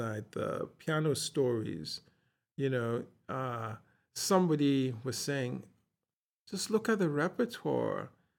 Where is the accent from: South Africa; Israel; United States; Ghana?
Ghana; I said, from Ghana. And he said, oh, great.